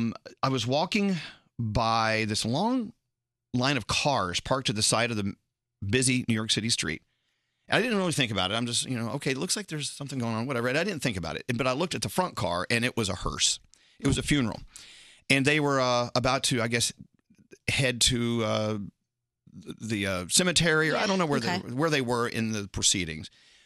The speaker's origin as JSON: {"language": "English", "region": "Scotland", "country": "United Kingdom", "said": "You know, I'm a Scottish, you know, drunk. I cried everything."}